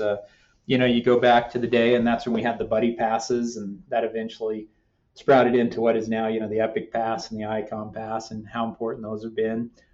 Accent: Denver, Colorado, United States; also born or lived in Albuquerque, New Mexico; the front range of Colorado, Denver, Parker, that area.

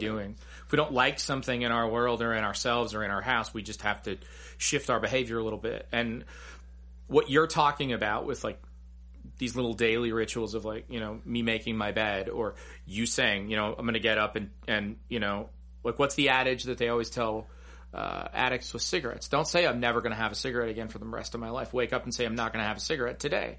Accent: United States; growing up in America

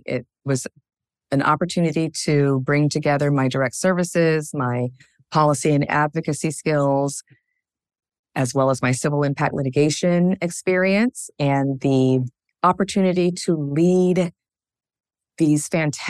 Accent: Spokane, Washington, United States; also born or lived in Seattle; I would say I grew up in Spokane, Washington, in Eastern Washington and Washington State. Home for me is Seattle.

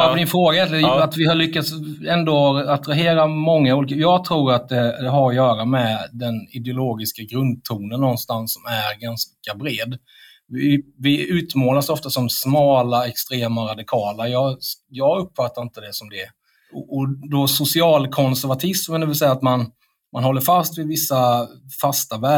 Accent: India; now in Sweden; även om jag kommer från Indien Eh, om det blir krig mellan Sverige och Indien så kommer jag gå först till svenska armén med en Kalashnikov.

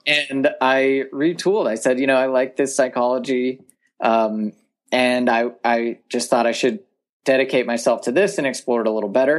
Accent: Sonora, California, United States; I grew up in Tuolumne County, which is a very rural part of Northern California

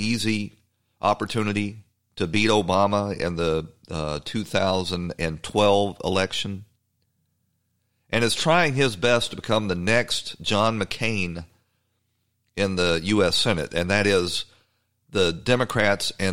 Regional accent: the South, United States; I'm a Southerner

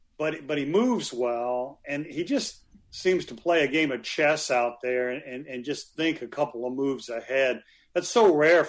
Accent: Granite City, Illinois, United States; I grew up in Granite City, Illinois, watching Valley games as a kid.

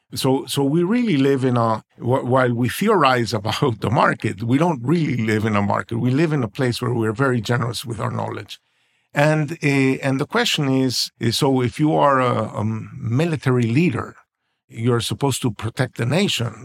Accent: Venezuela; now in United States; I was born in Venezuela, and we all thought we were rich because we have oil

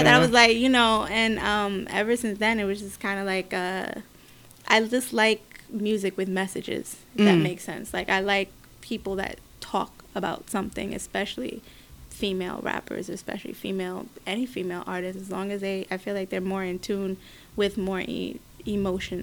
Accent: New York City, New York, United States; I'm from the Bronx

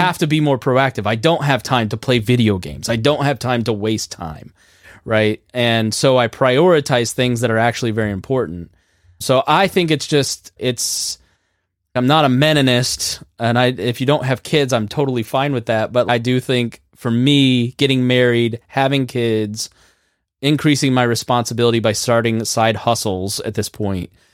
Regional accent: Plainfield, Indiana, United States; my hometown of Plainfield, Indiana

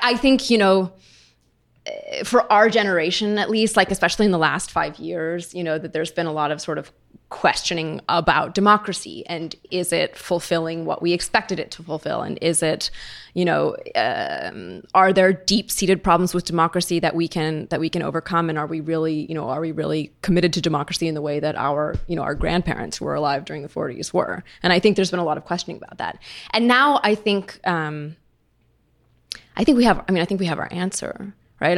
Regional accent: United States; moved away as an adult; now in Berlin, Germany; I live in Berlin, of course, and I still feel, you know, I still feel in some ways that my home is here and I'm American

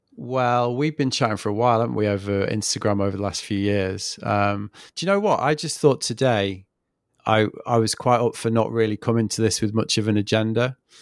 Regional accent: England, United Kingdom; moved away as an adult; now in France; I'm from England

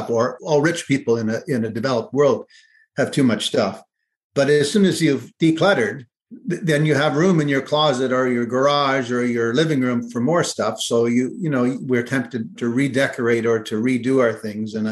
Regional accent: Kleinburg, Ontario, Canada; town I grew up in Kleinburg, Ontario, which is just north of Toronto.

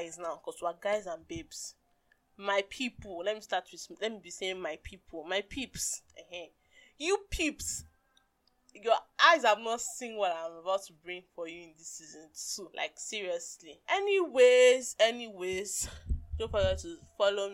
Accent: Nigeria; as a Nigerian woman

